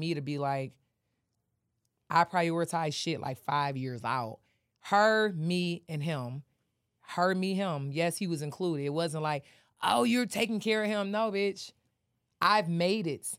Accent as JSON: {"language": "English", "town": "Detroit", "region": "Michigan", "country": "United States", "tie": "born or raised there", "also_born_or_lived": "Atlanta", "moved": "as an adult", "said": "I'm from Detroit, I just got here"}